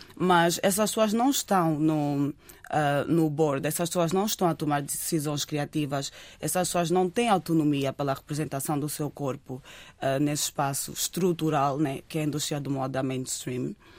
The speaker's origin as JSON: {"language": "Portuguese", "region": "Lisbon", "country": "Portugal", "tie": "born or raised there", "said": "Eu cresci em Lisboa"}